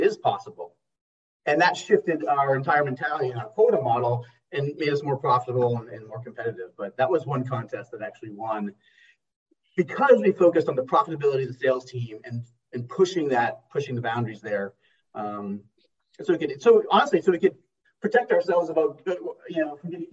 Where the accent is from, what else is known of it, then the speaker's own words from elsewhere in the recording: Maine, United States; now in Santa Monica, United States; I'm a born and raised in Maine and living in New England